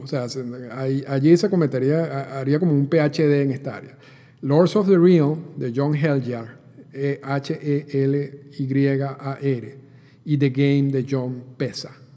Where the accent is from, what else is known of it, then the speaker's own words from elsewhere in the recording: Venezuela; yo soy venezolano